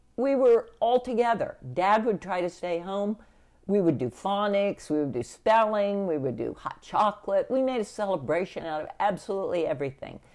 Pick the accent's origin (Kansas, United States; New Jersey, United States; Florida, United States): Kansas, United States; Sedgwick County and Reno County; the family on both my mother and my father's side that were uh, in Sedgwick County and Reno County